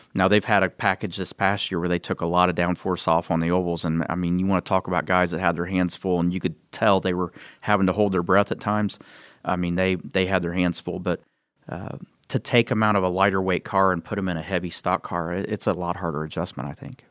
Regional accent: Columbus, Indiana, United States; my hometown of Columbus, Indiana.

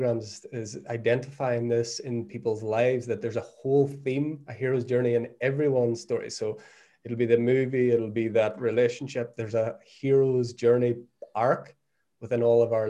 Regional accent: Northern Ireland, United Kingdom; moved away as an adult; also born or lived in Australia; now in Portugal; I was born in Northern Ireland, born 1979 in Northern Ireland, in the middle of what is now known as the Troubles

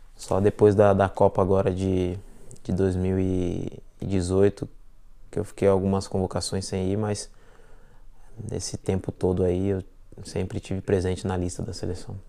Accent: Ribeirão Pires, São Paulo, Brazil; moved away as an adult; now in London, United Kingdom; minha cidade, onde eu nasci, Ribeirão Pires

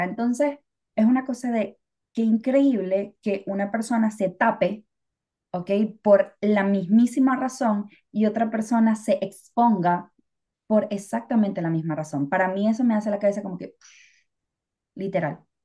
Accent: Venezuela; now in England, United Kingdom; soy de Venezuela.

